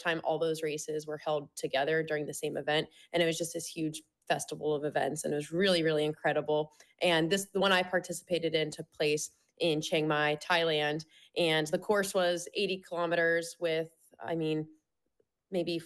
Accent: Western Pennsylvania, United States; moved away as an adult; also born or lived in Washington, D.C.; I'm from the East Coast originally, from Western Pennsylvania, and sharing miles in my childhood with them

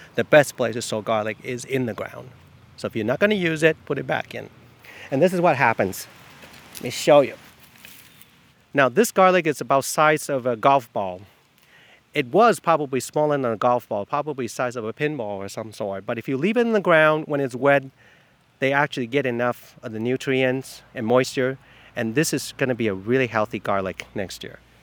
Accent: Taiwan; now in East Orleans, United States; I'm from Taiwan.

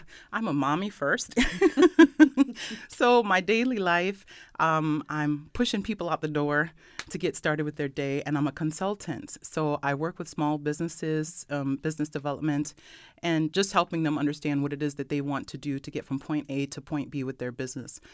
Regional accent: Brockport, New York, United States; also born or lived in Rochester, New York; I grew up Rockport, New York. Yay, Brock Brook class of ninety-five

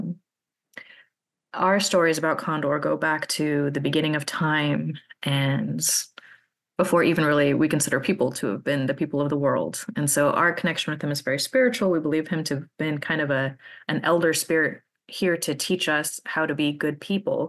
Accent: Klamath, California, United States; I was born and raised in the Klamath Mountains region. I was born in Klamath, California

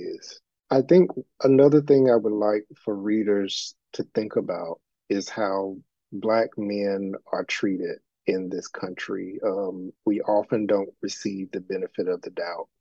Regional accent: Elizabeth City, North Carolina, United States; my hometown of Elizabeth City, North Carolina

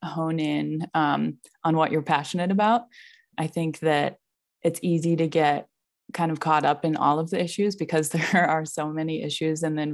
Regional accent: East Coast, United States; moved away as an adult; now in Steamboat Springs, United States; I was a ski racer growing up in the East Coast

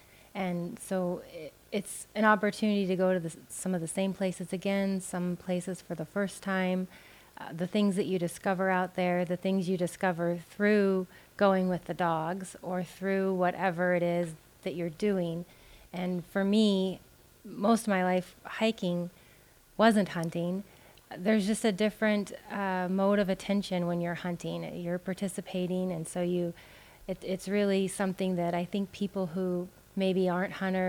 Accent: Alaska, United States; I was born and raised in Alaska

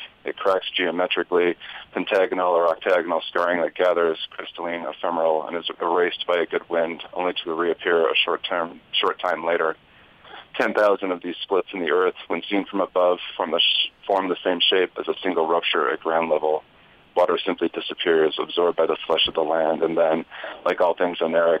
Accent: Salt Lake City, Utah, United States; I grew up in Salt Lake City.

